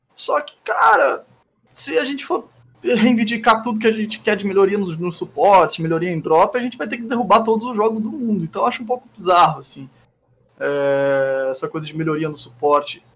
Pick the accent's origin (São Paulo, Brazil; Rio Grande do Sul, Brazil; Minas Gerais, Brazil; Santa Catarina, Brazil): São Paulo, Brazil; Barretos; now in Gaspar, Brazil; Eu sou original de Barreto, São Paulo, e moro em Gaspar